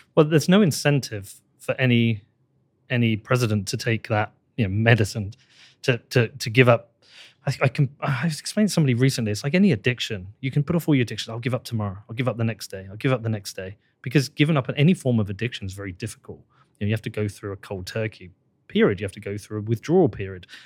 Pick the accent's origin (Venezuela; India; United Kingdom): United Kingdom; I'm British